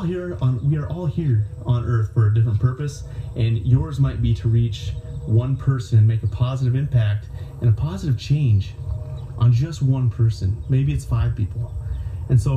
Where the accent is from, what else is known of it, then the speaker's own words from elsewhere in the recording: Myrtle, South Dakota, United States; I am back in my hometown of Myrtle, South Dakota tonight